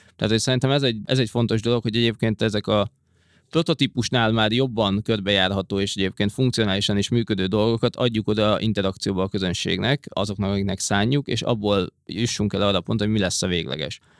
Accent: Hungary; moved away as an adult; also born or lived in London, United Kingdom; angliai bevándorlóként, magyarként

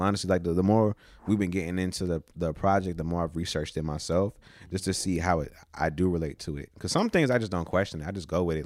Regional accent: Newport News, Virginia, United States; also born or lived in Williamsburg, Virginia; we moved from Newport News to Williamsburg when I was probably, like, fifteen, fourteen-ish

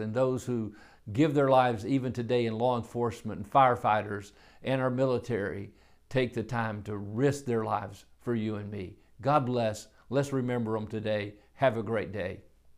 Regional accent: United States; I'm an American.

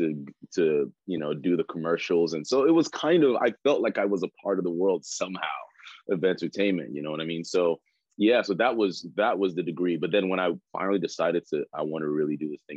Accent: Nigeria; now in United States; I was born in Nigeria

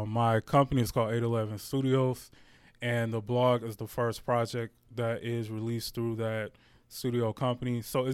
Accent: Detroit, Michigan, United States; I'm born and raised in Detroit, Michigan, so definitely homegrown

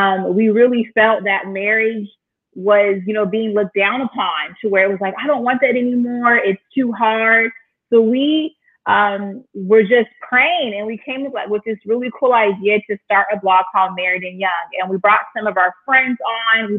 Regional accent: Inland Empire, California, United States; moved away as an adult; also born or lived in Oceanside, California; now in Chicago, United States; I was like born and raised in the beautiful state of California. So I'm a West Coast girl, born in Oceanside. And then I was raised like in the Inland Empire

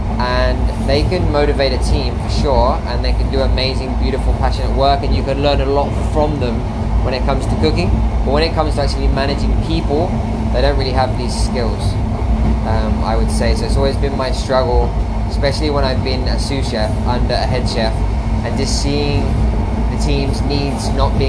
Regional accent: Spain; moved away; I'm going to be arriving late in Spain, in my hometown. I'm super excited because I'm visiting my parents, my brothers.

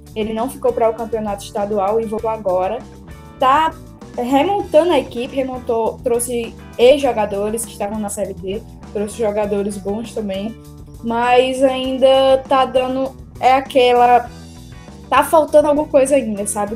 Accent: Bahia, Brazil; minha terra

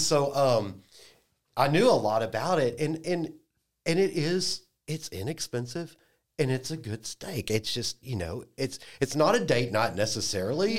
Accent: Dallas, Texas, United States; now in Lafayette, United States; I'm, I'm from Dallas

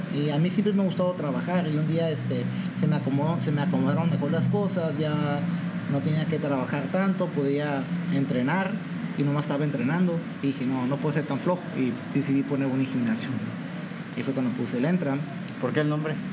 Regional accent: Mexico; yo soy mexicano

